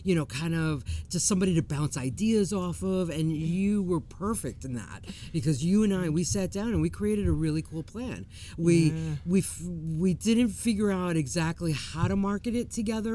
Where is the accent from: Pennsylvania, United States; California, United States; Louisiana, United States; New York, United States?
New York, United States; I was born and raised in New York